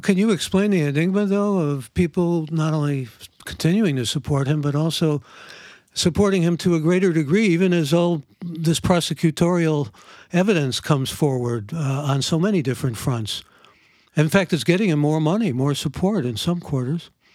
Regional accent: Cleveland, Ohio, United States; from Cleveland, Ohio, my hometown

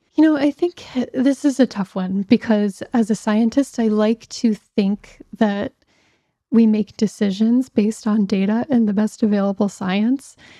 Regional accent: Pittsburgh, Pennsylvania, United States; moved away; I grew up in Pittsburgh, Pennsylvania, and was, was home a couple years ago.

